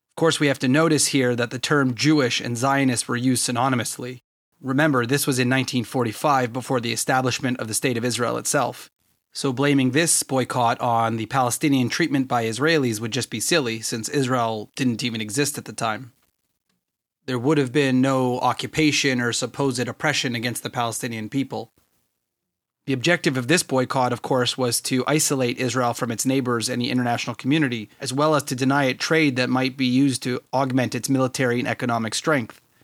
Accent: Canada; me as a Canadian

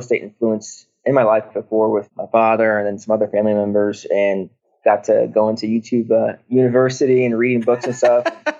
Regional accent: Des Moines, Iowa, United States; now in Charlotte, United States; I'm originally from Des Moines, Iowa. I moved to Charlotte, North Carolina for the last 6 years of my life.

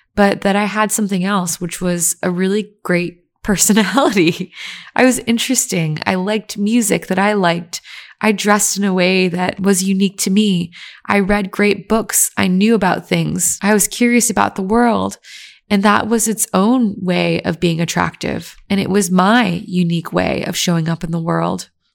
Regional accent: Virginia, United States; I grew up in Virginia, where people are just racist and everyone liked white people better.

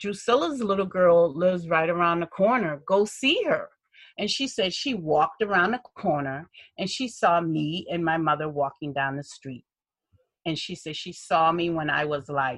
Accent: Charleston, South Carolina, United States; I was born here in Charleston

